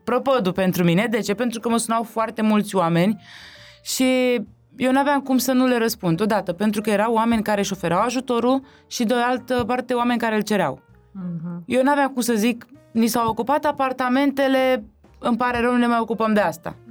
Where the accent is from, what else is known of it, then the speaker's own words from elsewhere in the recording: Romania; ai mei și eu provin de undeva de lângă București